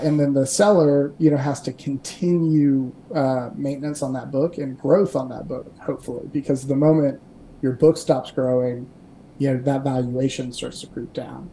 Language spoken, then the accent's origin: English; Kentucky, United States; also born or lived in Dayton, Ohio; I'm born and raised in Kentucky.